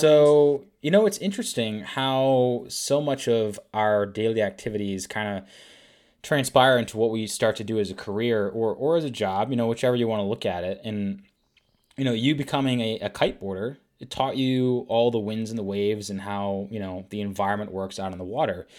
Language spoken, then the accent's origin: English; Rhode Island, United States; from Warwick, Rhode Island, which is the town right above where I was from